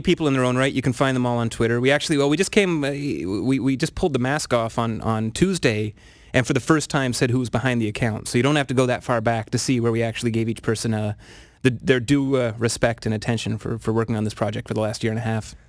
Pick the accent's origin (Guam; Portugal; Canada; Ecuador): Canada; Ottawa, Ontario; also born or lived in Sault Ste. Marie, Ontario; I grew up in Ottawa